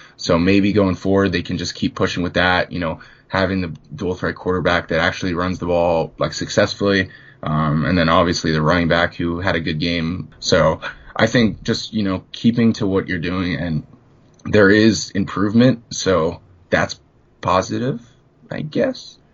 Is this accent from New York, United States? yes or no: no; Pennsylvania, United States; I'm a Pennsylvania kid.